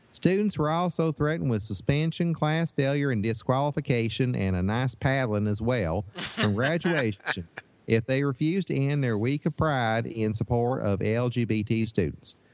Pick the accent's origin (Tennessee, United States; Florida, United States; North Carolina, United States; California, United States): Tennessee, United States; Northeast; moved away; I grew up in Northeast Tennessee